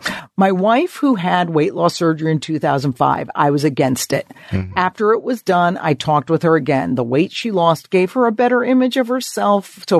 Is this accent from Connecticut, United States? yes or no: yes; Connecticut, United States; also born or lived in New York; I grew up on the East Coast. I'm still in Connecticut. And so I always lived in New York during my comedy career.